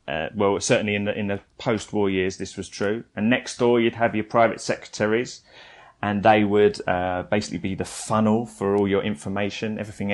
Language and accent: English; United Kingdom; we're British